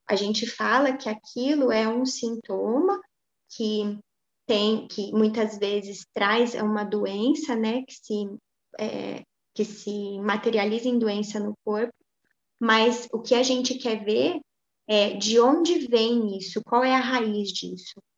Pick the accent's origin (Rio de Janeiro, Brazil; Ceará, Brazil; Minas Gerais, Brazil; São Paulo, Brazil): Minas Gerais, Brazil; Pouso Alegre; na minha cidade natal, que é Pouso Alegre, né, de onde a gente está falando